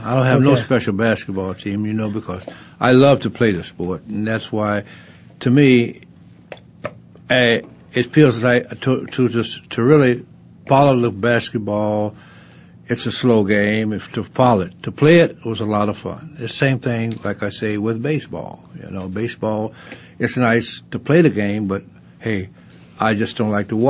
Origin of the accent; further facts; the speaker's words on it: Southern Illinois, United States; I was born and raised down in a place called in Southern Illinois.